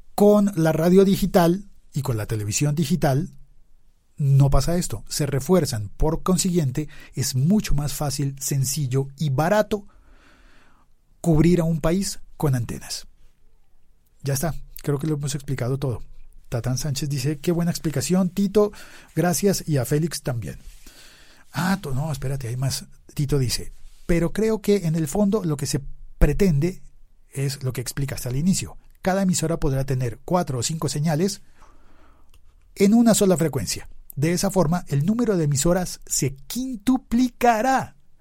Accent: Bogotá, Colombia; Estaba yo en Bogotá, donde yo vivía, donde yo nací

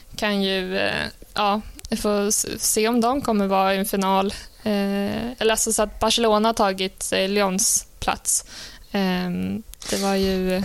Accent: Sweden; jag tycker man som svensk

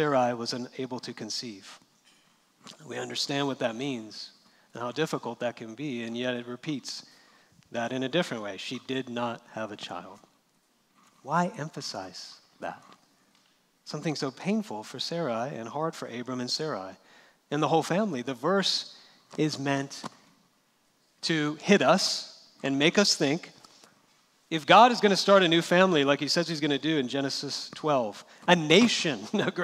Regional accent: California, United States; I'm from California

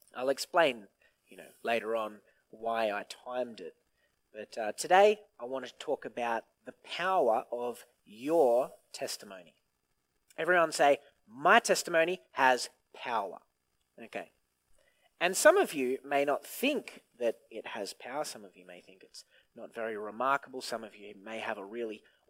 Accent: Griffith, New South Wales, Australia; I was born and raised in Griffith, and I was always raised in church.

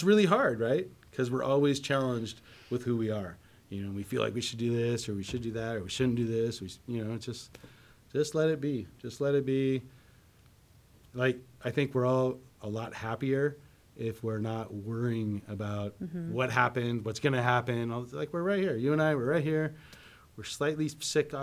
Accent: Davis, California, United States; moved away as an adult; also born or lived in Richmond, California / Pleasanton, California / San Ramon, California; I grew up in Davis

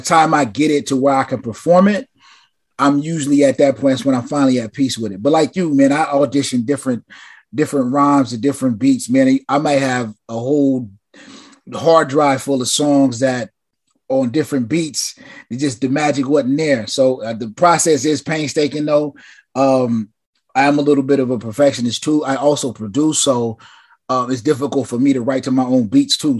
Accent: West Coast, United States; as a West Coast kid

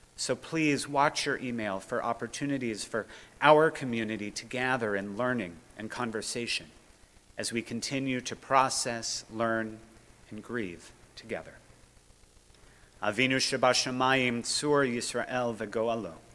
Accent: United States; engaged American Jews

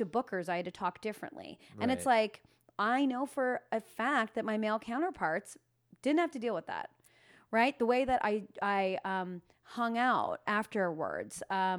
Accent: Alliston, Ontario, Canada; Alliston, Ontario. Potato Town.

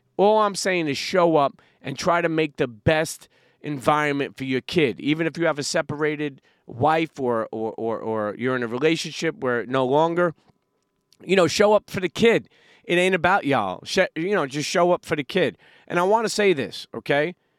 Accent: New York City, New York, United States; I grew up in Brooklyn, New York

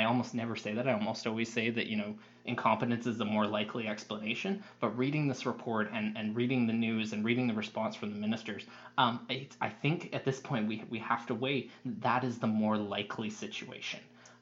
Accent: the Okanagan, British Columbia, Canada; I grew up in the Okanagan

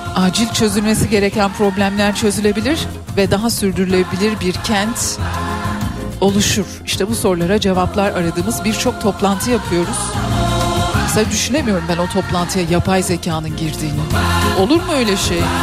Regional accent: Turkey; born or raised there

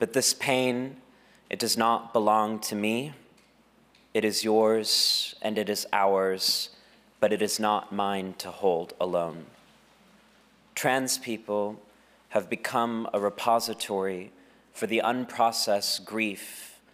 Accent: Texas, United States; my home state of Texas

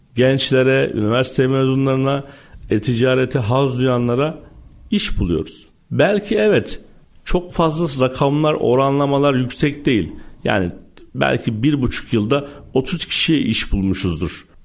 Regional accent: Istanbul, Turkey; 1984 İstanbul doğumluyum

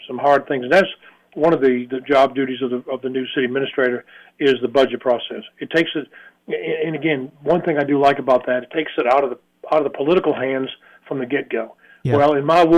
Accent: Boston, Massachusetts, United States; now in Tennessee, United States; I was born and raised in Boston

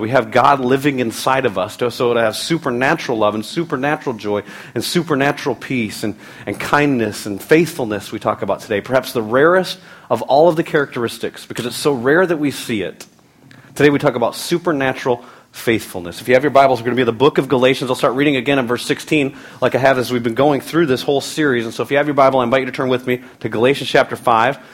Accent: United States; We live in a time as American Christians

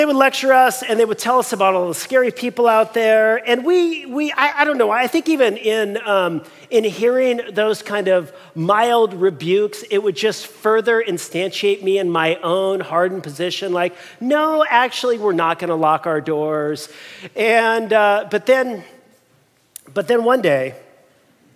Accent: Long Beach, California, United States; we were born and raised in Long Beach

